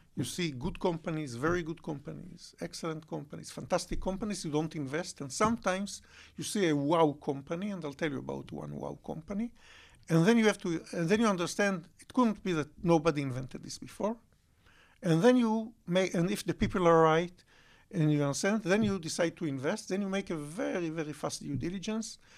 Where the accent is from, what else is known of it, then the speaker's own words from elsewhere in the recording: Bat Yam, Tel Aviv District, Israel; also born or lived in Holon; I grew up, uh, in Batiam and Jolón